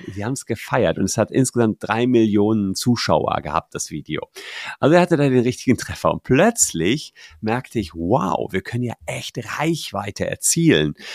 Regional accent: Gevelsberg, North Rhine-Westphalia, Germany; moved away as an adult; also born or lived in Cologne; in meiner Heimatstadt Gefelsberg, das ist da bei Ennepetal, Wuppertal, Hagen

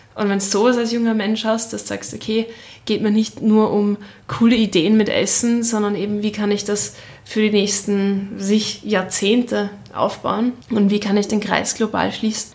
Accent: Austria; also born or lived in Shanghai; als Österreicherin

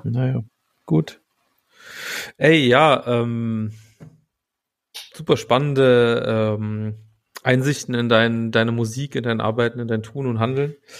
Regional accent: Saarbrücken, Saarland, Germany; ich bin in Saarbrücken geboren

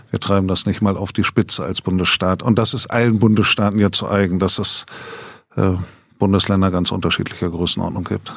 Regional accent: Elze, Lower Saxony, Germany; now in Bremen, Germany; Ich bin äh, in Ehls, also in Mehle, einem Ortsteil von Ehls im Landkreis Hildesheim geboren

